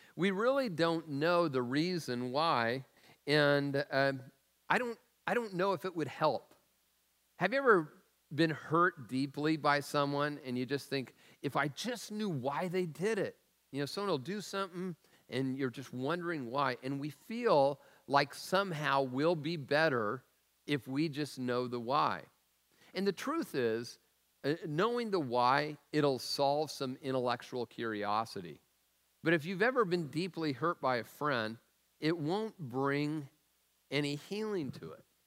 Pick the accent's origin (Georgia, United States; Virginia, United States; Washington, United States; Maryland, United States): Washington, United States; Tacoma; the food I was raised on in Tacoma